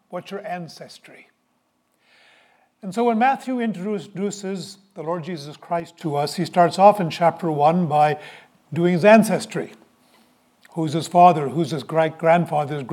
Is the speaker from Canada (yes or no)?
yes; Halifax, Nova Scotia, Canada; moved away; also born or lived in Toronto / Saint John; I was born in Toronto. When I was nine months old, I had the good sense to say to my parents, We're leaving this place. And our family moved to Halifax. And I lived in Halifax